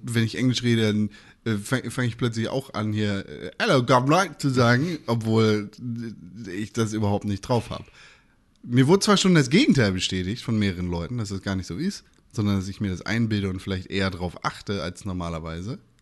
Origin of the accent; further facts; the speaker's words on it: Northern Germany, Germany; Wir kommen ja alle irgendwie aus Norddeutschland